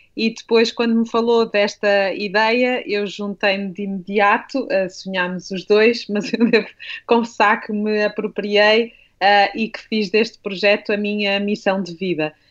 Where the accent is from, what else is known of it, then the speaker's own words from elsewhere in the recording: Minho, Portugal; now in Lisbon, Portugal; eu sou minhota, eu venho de uma família, quer do lado materno, quer do lado paterno, de longas gerações de lavradores